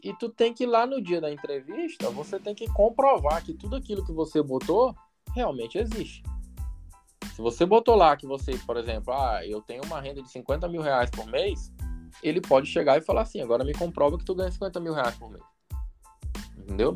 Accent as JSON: {"language": "Portuguese", "town": "Marabá", "region": "Pará", "country": "Brazil", "also_born_or_lived": "Rio de Janeiro, Brazil", "moved": "as an adult", "lives_now": "United States", "said": "Eu mesmo para mim eu sou paraense, para mim eu sou marabaense"}